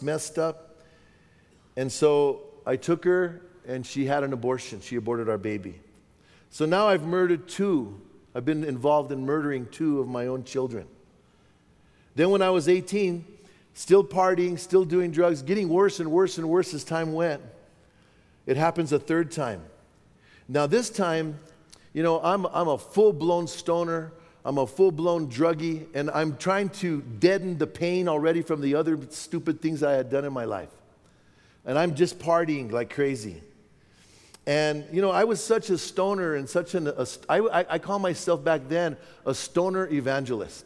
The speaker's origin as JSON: {"language": "English", "town": "Bernalillo", "region": "New Mexico", "country": "United States", "tie": "born or raised there", "said": "my hometown of Bernalillo"}